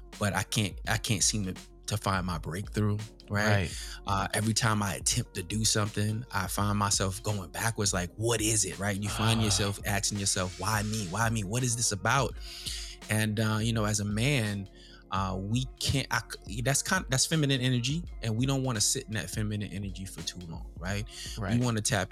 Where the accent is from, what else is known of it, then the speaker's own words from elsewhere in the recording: Long Island, New York, United States; growing up in Long Island, New York